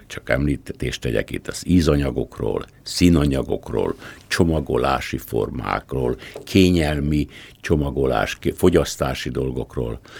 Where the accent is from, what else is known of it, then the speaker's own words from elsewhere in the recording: Pilismarót, Komárom-Esztergom, Hungary; moved away; én egy Dunamenti kisfaluban, Pilismaroton születtem